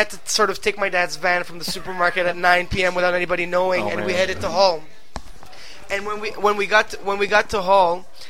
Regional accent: Ghana; also born or lived in Quebec, Canada; now in Canada; I grew up in Africa. In Ghana.

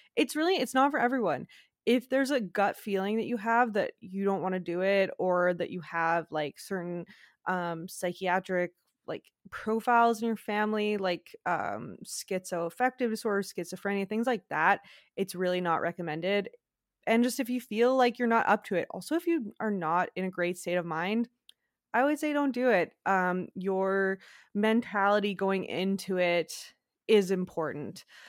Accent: Quebec, Canada; I'm from Quebec, like I'm from French Canada

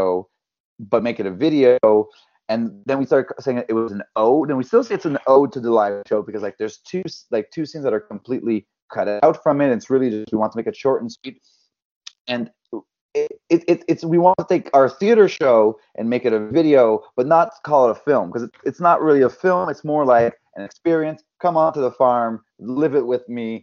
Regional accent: West Brome, Quebec, Canada; accent: thick French accent; now in Montreal, Canada; my hometown

